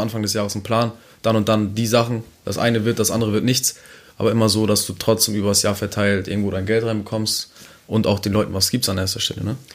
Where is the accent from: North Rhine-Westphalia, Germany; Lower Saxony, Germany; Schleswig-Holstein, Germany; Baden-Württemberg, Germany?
Schleswig-Holstein, Germany; Neumünster; ich komme aus meiner Stadt, ich bin auch stolz auf meine Stadt